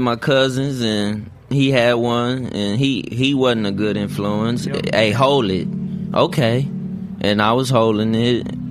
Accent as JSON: {"language": "English", "town": "San Antonio", "region": "Texas", "country": "United States", "said": "I'm a Crip from San Antonio"}